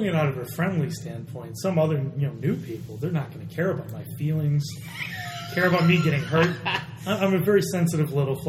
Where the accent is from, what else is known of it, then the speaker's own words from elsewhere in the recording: Buffalo, New York, United States; also born or lived in Rochester; Yeah, growing up in Buffalo and Rochester